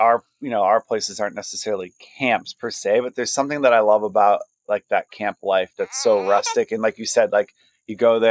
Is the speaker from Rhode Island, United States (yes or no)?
no; Flint, Michigan, United States; now in Boston, United States; I grew up in Michigan, in Flint, Michigan.